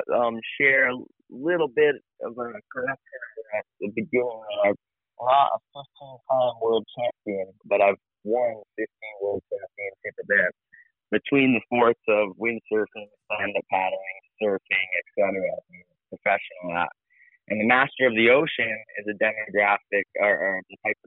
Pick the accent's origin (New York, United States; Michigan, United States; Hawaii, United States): Hawaii, United States; growing up here in Hawaii